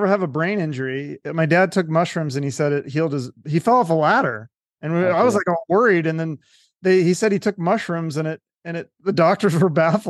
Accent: Seattle, Washington, United States; moved away; I'm from Seattle originally. So I know around the Seattle area.

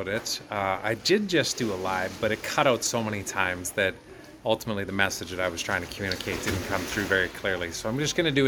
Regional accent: Canada; my home country

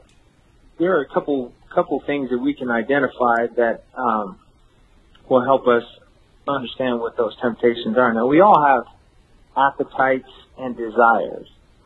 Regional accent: Las Vegas, Nevada, United States; moved away as an adult; now in New Braunfels, United States; I grew up in Las Vegas. I was born and raised in Las Vegas, Sin City.

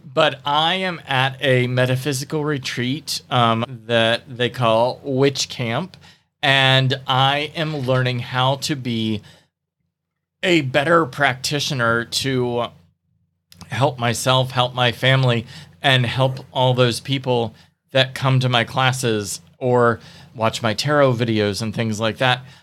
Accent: the Bible Belt, United States; growing up in the Bible Belt, tarot was seen as dangerous

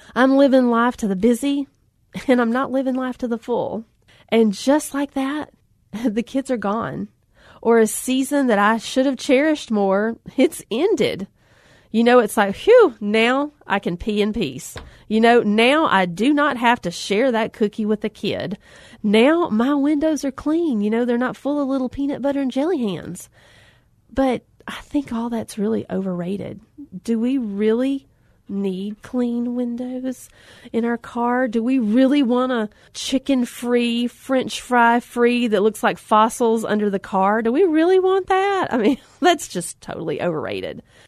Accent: Alabama, United States; I grew up in Alabama on the lake, fishing on the banks of the Coosa River

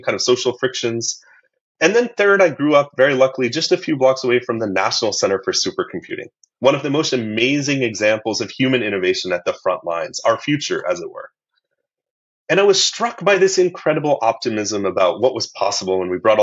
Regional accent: middle of Illinois, United States; I grew up in the United States as an American

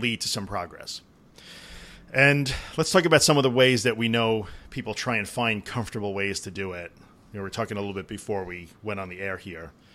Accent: New York, United States; I'm from New York

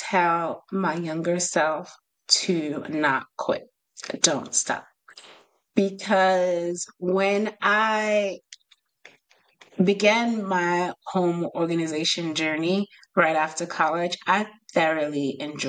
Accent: New York, United States; I'm from New York, so I have a crazy accent.

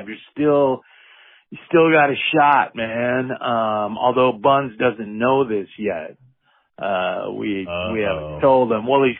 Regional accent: Anchorage, home in Standard, Alaska, United States; I was born in Anchorage, Alaska, January 6th, 19

